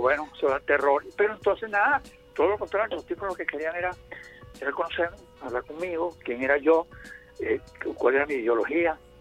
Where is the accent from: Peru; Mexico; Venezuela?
Venezuela; Solamente dos venezolanos la tenemos, … y yo